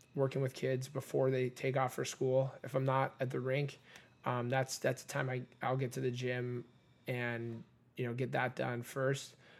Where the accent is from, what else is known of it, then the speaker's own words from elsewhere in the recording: Redondo Beach, California, United States; I grew up in Redondo Beach